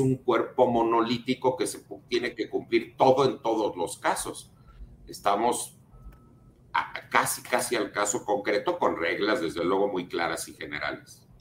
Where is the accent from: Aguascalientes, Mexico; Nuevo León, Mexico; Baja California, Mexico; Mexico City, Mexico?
Mexico City, Mexico; soy de la Ciudad de México